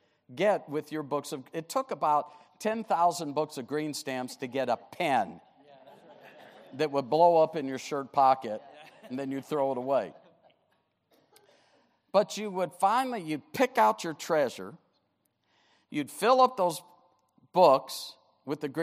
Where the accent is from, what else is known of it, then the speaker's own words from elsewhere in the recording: Detroit, Michigan, United States; pastored the New Bethel Baptist Church, my hometown, Detroit, Michigan